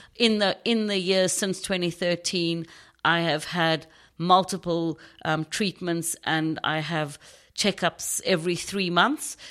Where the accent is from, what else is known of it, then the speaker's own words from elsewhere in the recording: Knysna, Western Cape, South Africa; accent: South African; now in United Kingdom; I grew up in a small town in South Africa called Nyasna. It's on the Garden Route.